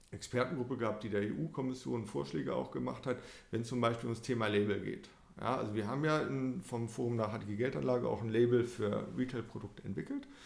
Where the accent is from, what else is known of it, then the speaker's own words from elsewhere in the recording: Paderborn, North Rhine-Westphalia, Germany; wir sind jetzt hier in Frankfurt, wir kommen ja selber aus Paderborn.